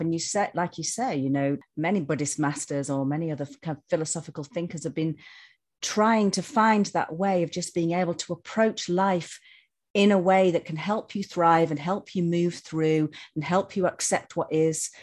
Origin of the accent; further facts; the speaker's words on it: Yorkshire and the Humber, United Kingdom; growing up in Yorkshire, growing up with the woods